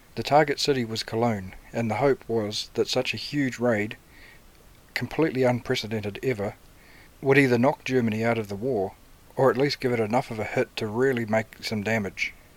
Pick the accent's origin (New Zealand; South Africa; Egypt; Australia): New Zealand; Cambridge, Waikato; Cambridge, my hometown.